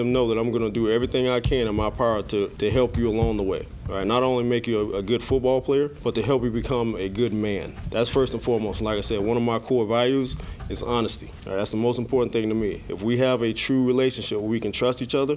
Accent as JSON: {"language": "English", "town": "Miami", "region": "Florida", "country": "United States", "tie": "born or raised there", "moved": "yes", "said": "I'm born and raised in Miami, Florida"}